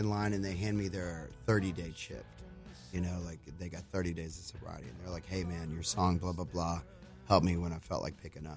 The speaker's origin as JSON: {"language": "English", "town": "Houston", "region": "Texas", "country": "United States", "said": "I'm from Houston"}